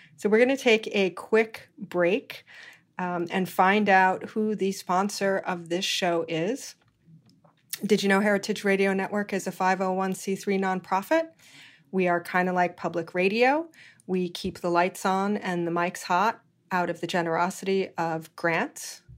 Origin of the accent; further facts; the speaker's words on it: Hawaii, United States; moved away; I was born and raised in Hawaii